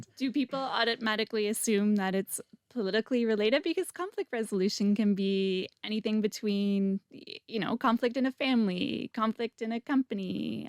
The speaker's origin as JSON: {"language": "English", "country": "Canada", "said": "I'm Canadian too"}